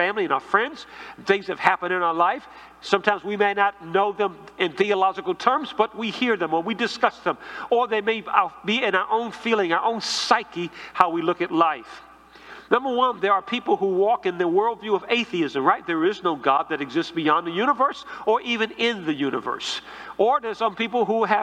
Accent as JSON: {"language": "English", "town": "Washington", "region": "District of Columbia", "country": "United States", "tie": "born or raised there", "said": "growing up in a church where I grew up in Northeast D.C."}